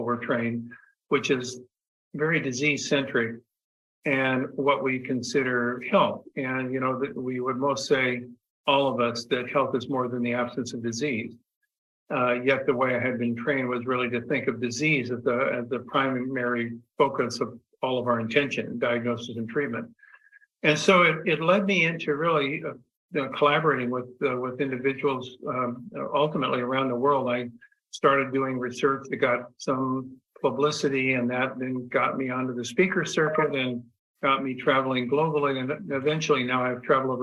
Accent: Los Angeles, California, United States; were raised in Southern California. We grew up in the San Fernando Valley back in the 50s

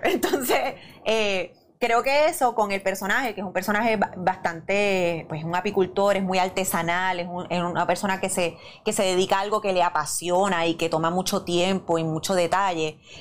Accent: Bayamón, Puerto Rico; yo soy de Bayamón de pura cepa

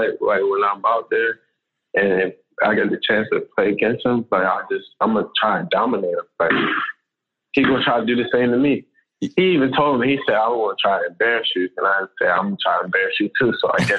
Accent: Maryland, United States; we grew up in Maryland, so in the wintertime, we got cold winters.

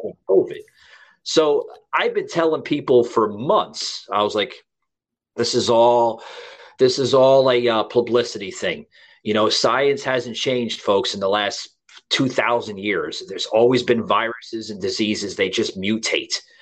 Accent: New York, United States; I'm from New York

